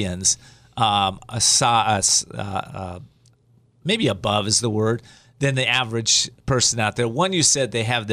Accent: Whittier, California, United States; my hometown, Whittier

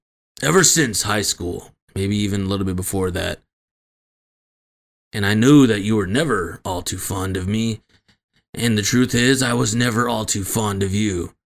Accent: Cleveland, Ohio, United States; And we come from Cleveland. You know what I'm saying, man? East 1999.

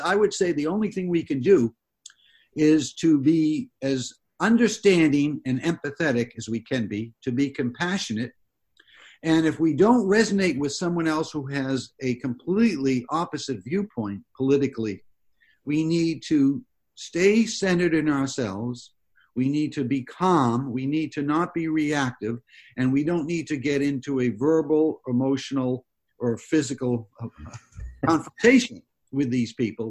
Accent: Massachusetts, United States; moved away; I grew up back east in Massachusetts

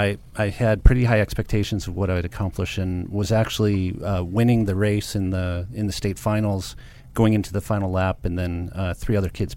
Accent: Livonia, Michigan, United States; So I grew up in a suburb of Detroit, Michigan, called Livonia, Michigan.

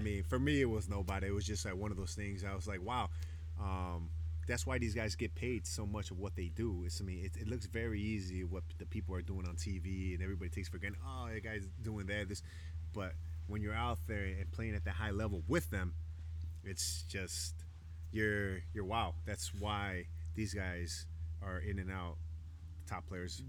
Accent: Chicago, Illinois, United States; moved away as an adult; now in Isla Mujeres, Mexico; growing up in Chicago

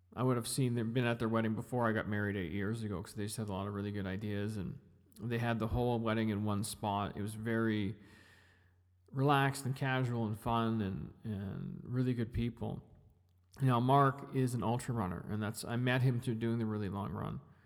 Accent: Kamloops, British Columbia, Canada; now in Edmonton, Canada; I grew up in Kamloops. I didn't grow up in Edmonton. I grew up in Kamloops. I grew up in British Columbia.

